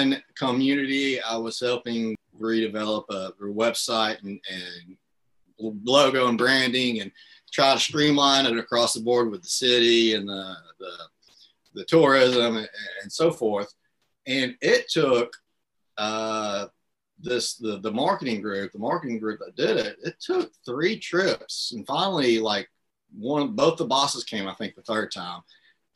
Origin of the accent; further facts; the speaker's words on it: Marianna, Arkansas, United States; moved away; I'm from Marianna. It's one of the areas we serve, and that's where we moved back to live